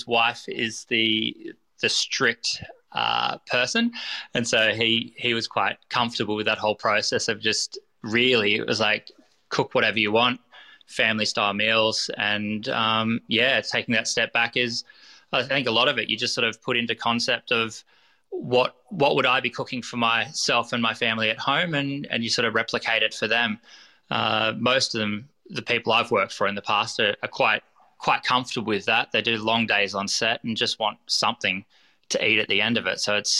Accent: Ballina, New South Wales, Australia; also born or lived in Gold Coast, Australia; Yeah, I grew up around the Ballina Byron area, right up to the Gold Coast.

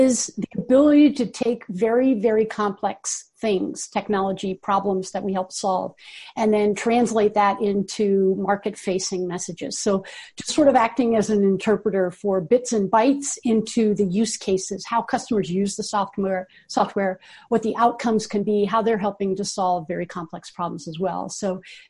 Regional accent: Washington, District of Columbia, United States; moved away as an adult; now in Boulder, United States; I grew up in Washington, D.C.

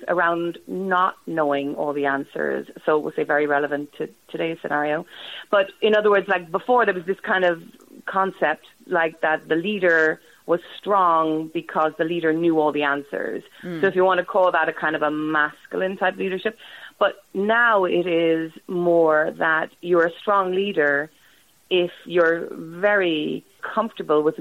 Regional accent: Ireland; I'm Irish

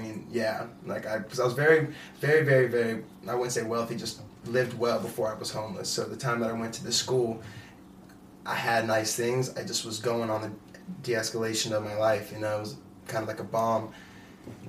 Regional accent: Pueblo, Colorado, United States; also born or lived in East St. Louis / Canon City; born in East St. Louis, but I was raised here in Pueblo.

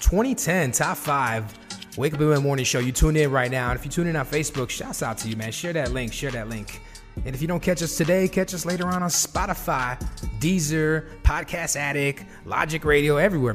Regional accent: Chicago, Illinois, United States; we're from Chicago, or I'm from Chicago

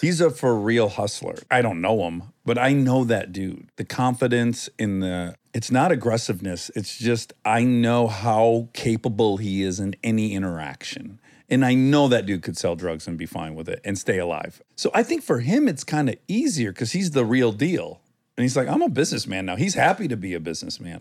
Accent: Milford, Michigan, United States; moved away; I grew up in Michigan

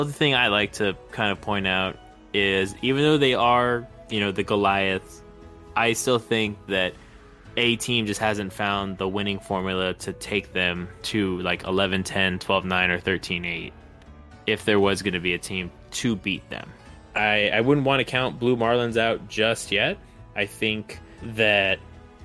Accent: Texas, United States; a Texan

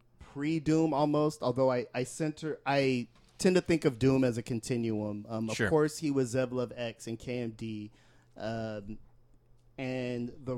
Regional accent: San Jose, California, United States; my hometown, San Jose.

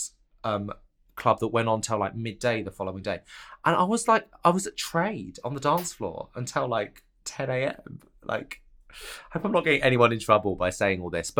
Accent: Canterbury, South East England, United Kingdom; moved away as an adult; also born or lived in London; I'm from Canterbury in Kent

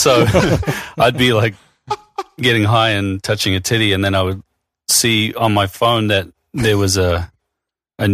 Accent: New Zealand; now in United States; I'm from New Zealand

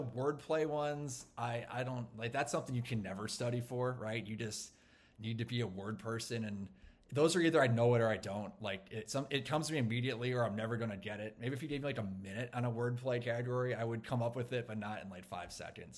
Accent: Champaign, Illinois, United States; now in Minneapolis, United States; my hometown in Champaign, Illinois

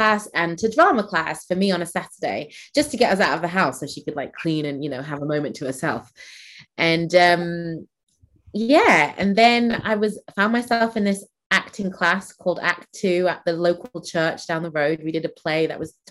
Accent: Manchester, North West England, United Kingdom; also born or lived in Nigeria; I grew up in Manchester

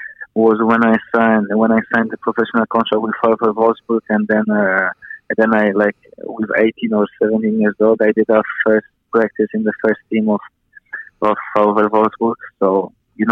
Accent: Poland; now in New Zealand; I grew up in Poland

